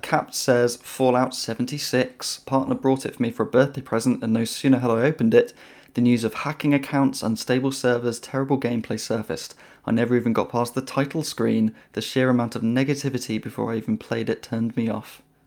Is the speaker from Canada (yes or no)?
no; United Kingdom; I'm British